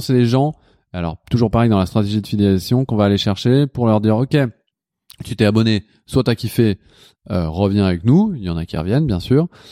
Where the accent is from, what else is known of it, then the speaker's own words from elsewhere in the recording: Lyon, Auvergne-Rhône-Alpes, France; now in Paris, France; je viens de Lyon